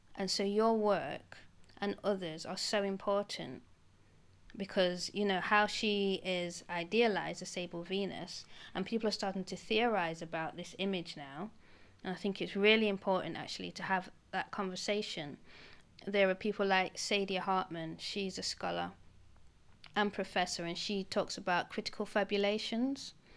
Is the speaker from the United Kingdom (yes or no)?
yes; United Kingdom; being British actually, being black British